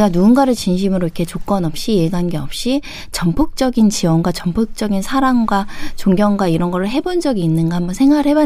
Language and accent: Korean; Chungju, North Chungcheong, South Korea; moved away; 저 충주의 촌이라고.